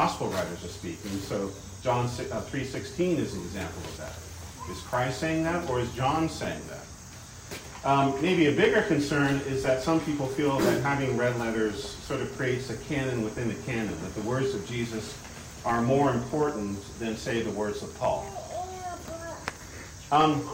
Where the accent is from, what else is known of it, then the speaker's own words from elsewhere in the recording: Pacific Northwest, United States; moved away; I come from the Pacific Northwest